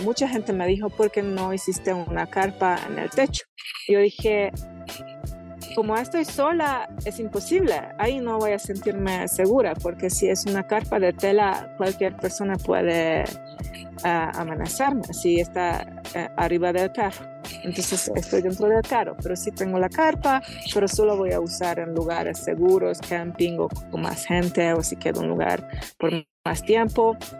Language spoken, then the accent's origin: Spanish; Hungary; Spanish is a second language; moved away as an adult; soy húngara de Hungría, que es una tierra sin montañas y mi pueblo es la mitad del plano, cero montañas